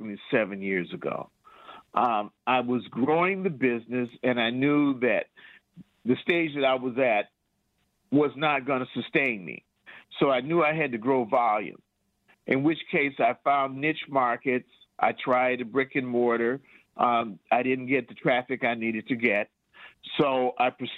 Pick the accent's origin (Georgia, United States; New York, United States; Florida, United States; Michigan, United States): Michigan, United States; Detroit; also born or lived in Lansing; now in Detroit, United States; I'm from Detroit